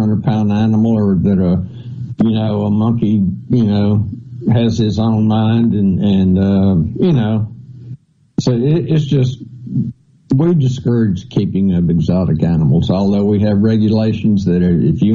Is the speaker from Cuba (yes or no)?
no; central Mississippi, United States; also born or lived in Ohio; I moved down here when I was 1 year old. So I'm a Mississippian, born, you know, I mean, not born, but raised here